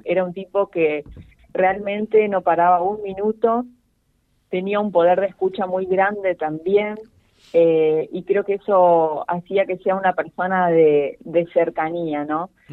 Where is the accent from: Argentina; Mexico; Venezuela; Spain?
Argentina; Villa Ocampo, Santa Fe; moved away; yo soy nacida acá en Villa Ocampo y ya hace más de dos años que volví a vivir a mi ciudad